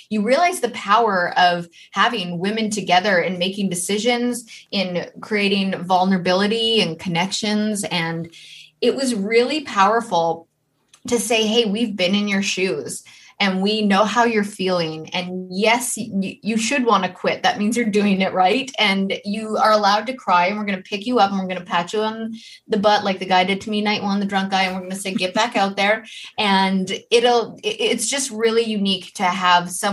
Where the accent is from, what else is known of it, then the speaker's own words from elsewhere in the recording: Canada; also born or lived in Germany; in my hometown.